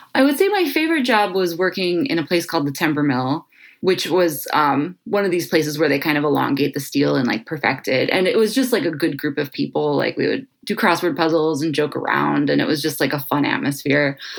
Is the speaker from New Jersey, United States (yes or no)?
no; Cleveland, Ohio, United States; I was born and raised here in Cleveland, Ohio, lifelong Clevelander